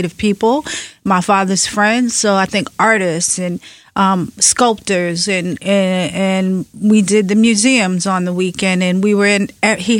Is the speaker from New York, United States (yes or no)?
yes; New York City, New York, United States; also born or lived in Clinton Hill, Brooklyn; when we first moved there from Bed-Stuy, I remember it was such an upgrade from where I grew up on Madison between Nostrand and Marcy